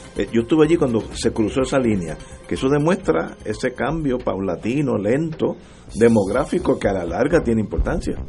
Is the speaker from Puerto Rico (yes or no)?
yes; Puerto Rico; Puerto Rico, nosotros no somos de Holanda, somos latinos